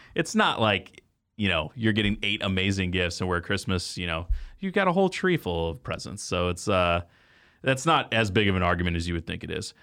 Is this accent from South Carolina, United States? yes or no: no; Texas, United States; I grew up in Texas